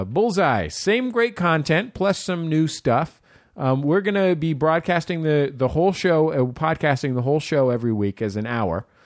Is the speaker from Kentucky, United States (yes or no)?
no; San Francisco, California, United States; I'm from San Francisco